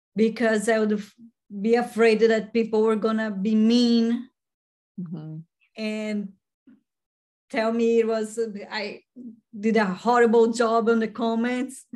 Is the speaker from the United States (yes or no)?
no; Brazil; moved away; I'm from Brazil